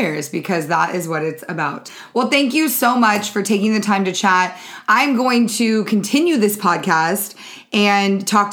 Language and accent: English; California, United States; also born or lived in Peoria, Illinois; I'm from California